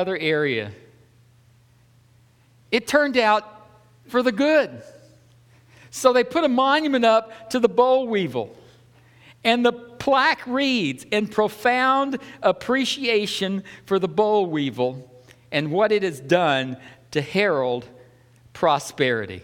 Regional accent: the South, United States; I'm from the South

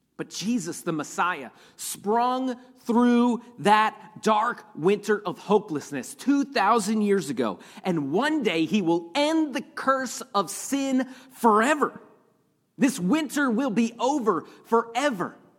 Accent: Pennsylvania, United States; grew up in Pennsylvania, and I, I grew up with snow all the time

